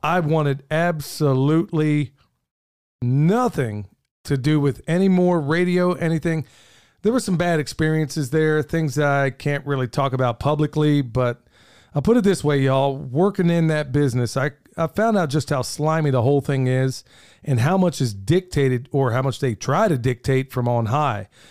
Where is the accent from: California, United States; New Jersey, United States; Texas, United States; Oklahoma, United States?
Oklahoma, United States; moved away; where I grew up in Oklahoma, nobody has a basement